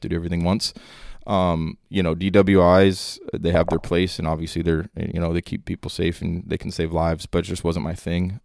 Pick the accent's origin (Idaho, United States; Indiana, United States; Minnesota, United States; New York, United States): Minnesota, United States; northern; moved away as an adult; now in Dallas, United States; growing up in Minnesota, a lot of, uh, long winters